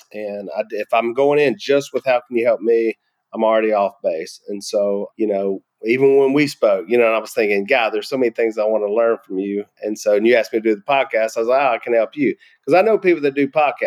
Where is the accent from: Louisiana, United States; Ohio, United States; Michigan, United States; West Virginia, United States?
Louisiana, United States; I'm from Louisiana